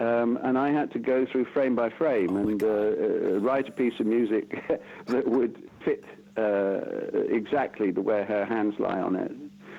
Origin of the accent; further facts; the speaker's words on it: Bath, South West England, United Kingdom; moved away as an adult; growing up in Bath. I mean, that's the where I am now. I've lived all over the world, but I've sort of ended up back in my hometown.